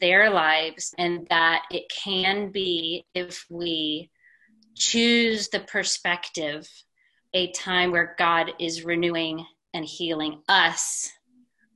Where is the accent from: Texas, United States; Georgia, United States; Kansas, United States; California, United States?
Texas, United States; Houston; Born and raised in Texas, went to college here, got a degree in psychology, went back to Houston where I was raised